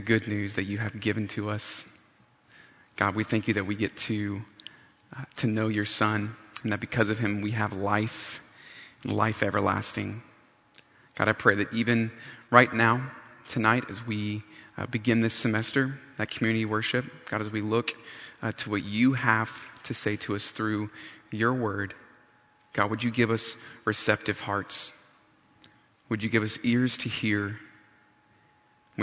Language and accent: English; North Carolina, United States; moved away as an adult; also born or lived in Riverside, California; I grew up in North Carolina, and for some odd reason, I decided to go cross country for college